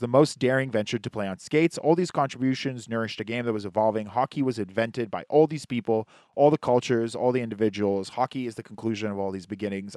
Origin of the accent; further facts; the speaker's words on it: Israel; now in Canada; I'm from Israel